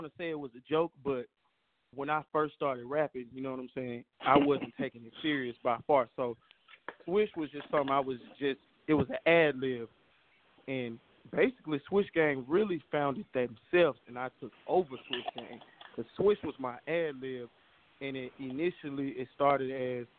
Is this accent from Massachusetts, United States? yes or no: no; Memphis, Tennessee, United States; also born or lived in Little Rock / Long Beach, California / Atlanta; I'm from Memphis, 10